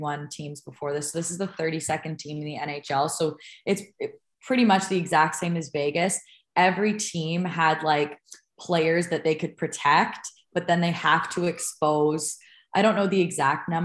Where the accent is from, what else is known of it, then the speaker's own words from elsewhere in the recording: Toronto, Ontario, Canada; now in United States; we're both from Toronto and the greater Toronto area